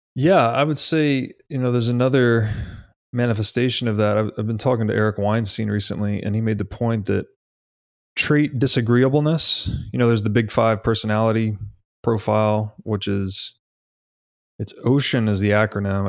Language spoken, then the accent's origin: English; Tennessee, United States; I grew up in Tennessee, kinda outside the city